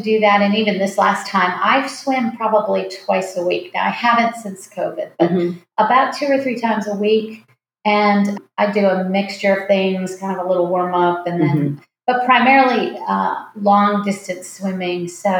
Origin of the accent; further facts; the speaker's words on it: West Coast, United States; You know, I'm from the West Coast originally, and I don't know, it just looked like something I could do.